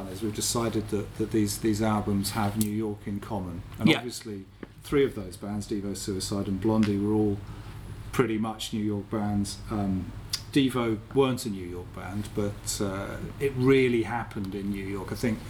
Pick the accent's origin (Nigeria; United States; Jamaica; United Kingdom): United Kingdom; I'm very British.